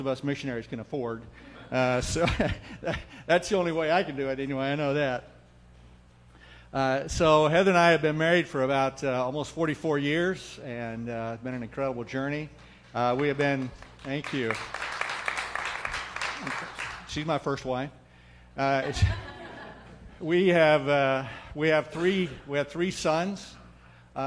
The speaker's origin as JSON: {"language": "English", "town": "Ainsworth", "region": "Nebraska", "country": "United States", "tie": "born or raised there", "moved": "yes", "said": "while I was a kid, they'd come to our little Assembly of God church up there in Nebraska, Ainsworth."}